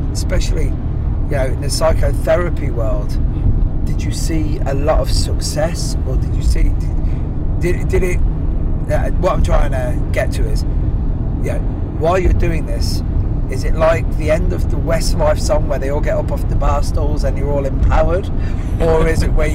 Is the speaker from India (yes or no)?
no; Ireland; I'm Irish and I'm fucking Catholic